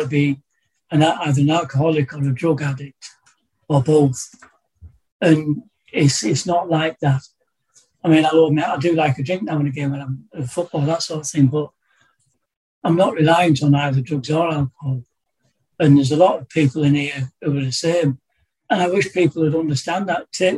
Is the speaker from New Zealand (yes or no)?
no; Darlington, North East England, United Kingdom; moved away as an adult; also born or lived in Bolton; I was brought up in the North East in Darlington, about 30 miles south of here